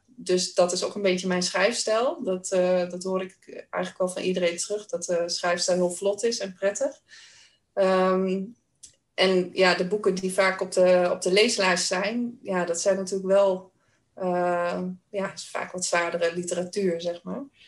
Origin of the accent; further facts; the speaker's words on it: Weel, Achterhoek, near Doetinchem, Gelderland, Netherlands; accent: Achterhoek; Ik kom uit het dorpje Weel in de Achterhoek. Kan je misschien ook wel een beetje horen aan mijn accent. dat ligt vlakbij Doetinchem. En eh, ik ben opgegroeid eh, op een boerderij.